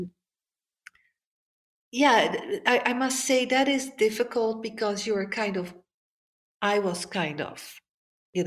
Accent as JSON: {"language": "English", "country": "Netherlands", "tie": "born or raised there", "moved": "yes", "said": "I was growing up in the Netherlands."}